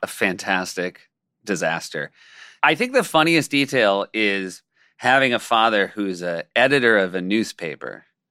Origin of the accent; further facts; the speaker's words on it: New Hampshire, United States; We grew up in New Hampshire